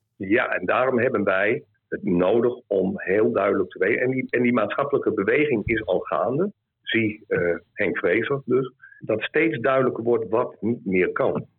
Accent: Groningen, Netherlands; ik kom hier uit Noorden, uit, uit Groningen

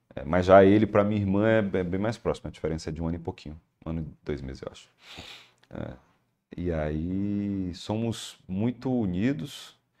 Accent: Maranguape, Ceará, Brazil; born or raised there; moved away as an adult; now in Fortaleza, Brazil

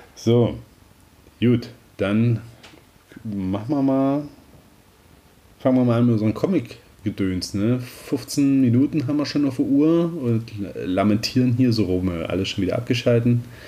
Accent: Southern Brandenburg, Germany; das bei uns in Südbrandenburg noch so ein sorbischer Brauch

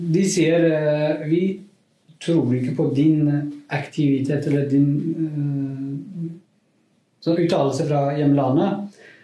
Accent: Kurdistan, Iran; Norwegian is a second language; moved away as an adult; now in Norway; Jeg er kurder fra Iran

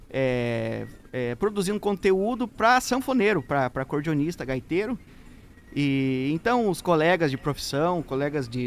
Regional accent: Irati, Paraná, Brazil; eu venho lá da cidade de Irati, no Paraná, sou pé vermelho da, da, do povo lá do Paranazão.

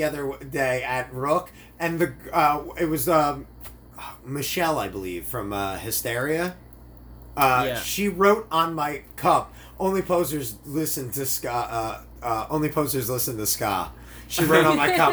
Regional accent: New Jersey, United States; I'm from New Jersey

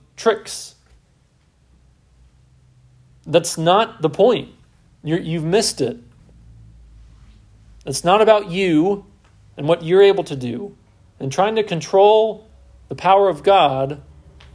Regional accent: United States; As an American

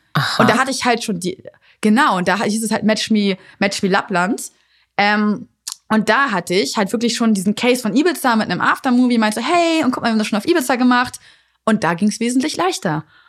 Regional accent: Hanover, Lower Saxony, Germany; ich komme aus Hannover

